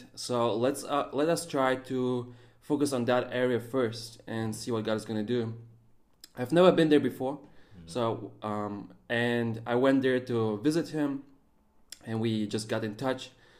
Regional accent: Germany; also born or lived in Russia; I was born in Russia, raised up in Germany.

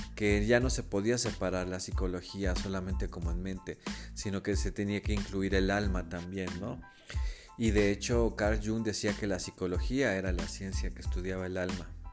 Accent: Mexico City, Mexico; yo nací y crecí en la Ciudad de México

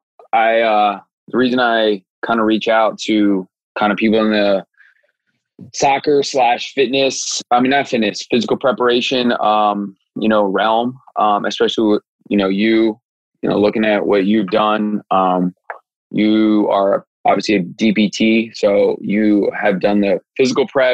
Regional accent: Silver Spring, Maryland, United States; I'm from like Silver Spring, Rockville area

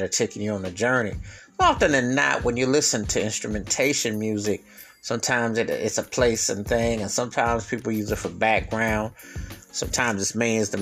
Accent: Buffalo, New York, United States; my hometown of Buffalo, New York

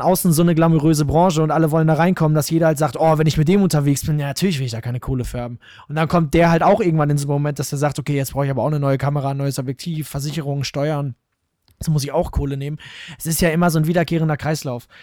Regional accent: Münster, North Rhine-Westphalia, Germany; ich komme aus Gremmendorf, so einem kleinen Dorf in Münster

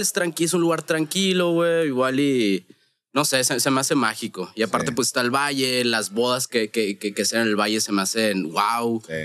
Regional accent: Hermosillo, Sonora, Mexico; vengo de Hermosillo, Sonora

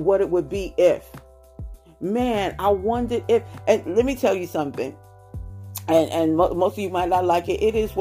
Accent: United States; I'm an American, praise God.

